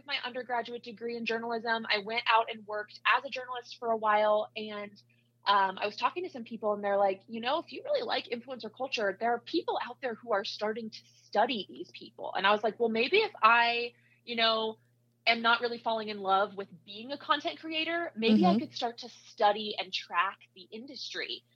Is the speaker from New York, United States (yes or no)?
no; Iowa, United States; moved away as an adult; also born or lived in Salt Lake City, Utah; now in Chicago, United States; I grew up in Iowa, so I went to Iowa State for my undergrad.